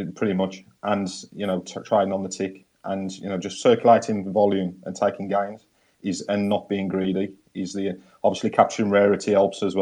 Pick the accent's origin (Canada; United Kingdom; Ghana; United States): United Kingdom; England; I'm English